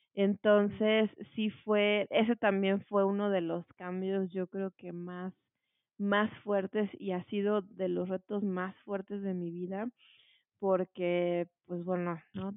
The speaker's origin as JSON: {"language": "Spanish", "region": "Morelos", "country": "Mexico", "tie": "born or raised there", "moved": "as an adult", "lives_now": "Mexico City, Mexico", "said": "yo nací aquí en la Ciudad de México y desde muy chiquita, eh, pues me llevaron a vivir a Morelos. Estuve allá desde los tres años y por allá estudié pues bueno, pasé allá toda mi infancia, mi adolescencia"}